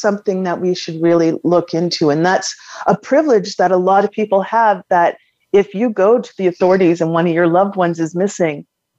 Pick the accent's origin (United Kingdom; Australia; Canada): Canada; One of the basic privileges that we have in regards to being Canadian is that we are able to live on this beautiful land.